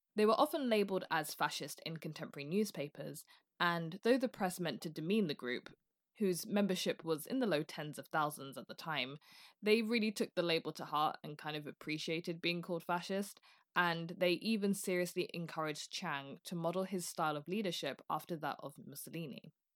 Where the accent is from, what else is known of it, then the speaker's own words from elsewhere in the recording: United Kingdom; I'm British